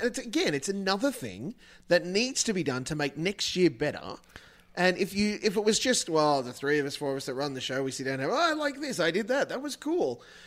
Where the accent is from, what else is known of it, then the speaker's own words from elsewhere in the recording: Australia; as an Australian